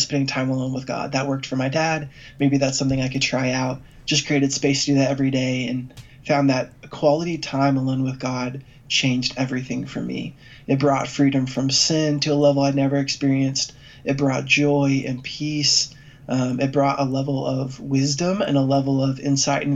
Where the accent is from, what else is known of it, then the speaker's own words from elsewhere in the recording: Dallas, Texas, United States; I grew up here in Dallas as the son of a great pastor